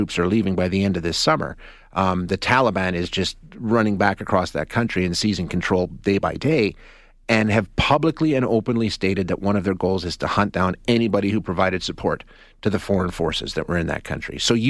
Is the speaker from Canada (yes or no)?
yes; Canada; just as a Canadian